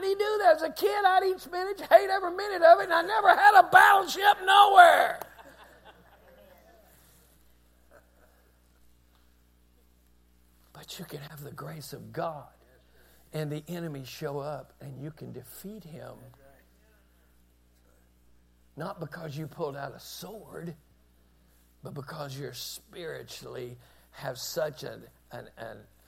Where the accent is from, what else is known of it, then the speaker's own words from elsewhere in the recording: United States; We're Americans